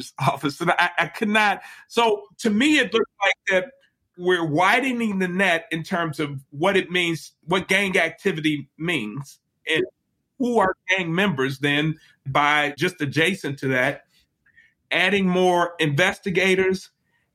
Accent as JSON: {"language": "English", "town": "Chicago", "region": "Illinois", "country": "United States", "tie": "born or raised there", "said": "I'm from Chicago and I grew up in the 80s"}